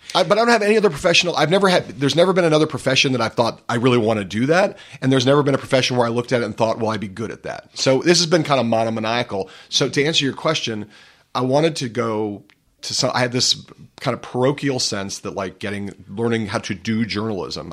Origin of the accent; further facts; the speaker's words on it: Los Angeles, California, United States; now in New York, United States; I grew up in Los Angeles